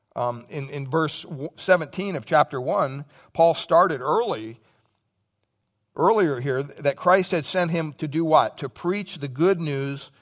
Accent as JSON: {"language": "English", "region": "Pennsylvania", "country": "United States", "tie": "born or raised there", "moved": "yes", "said": "childhood memories growing up in Pennsylvania"}